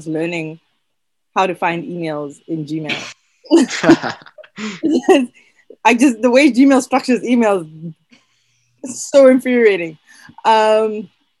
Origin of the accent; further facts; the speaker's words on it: Botswana; moved away as an adult; also born or lived in United States; I am originally from Botswana. So I only moved to North America 2016